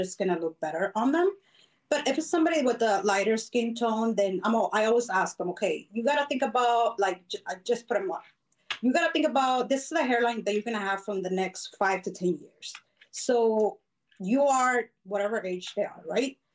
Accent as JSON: {"language": "English", "region": "Arizona", "country": "United States", "tie": "born or raised there", "also_born_or_lived": "Mexico", "said": "been here since I was nine. So my parents brought me when I was really small"}